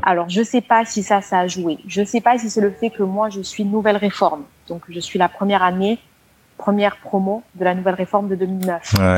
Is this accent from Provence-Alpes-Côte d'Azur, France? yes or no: yes; Marseille, Provence-Alpes-Côte d'Azur, France; moved away; je suis assez de Marseille.